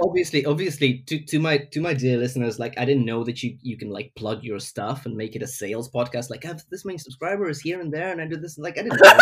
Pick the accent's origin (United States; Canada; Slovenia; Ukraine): Ukraine; now in London, United Kingdom; I'm from Ukraine originally, but I live in London.